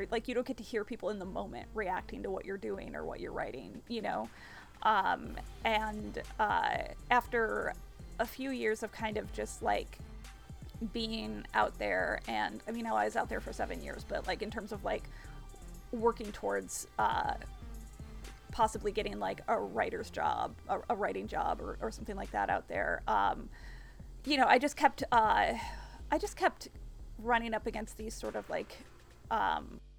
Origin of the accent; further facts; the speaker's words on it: East Coast, United States; also born or lived in Los Angeles; now in New York, United States; I'm from the East Coast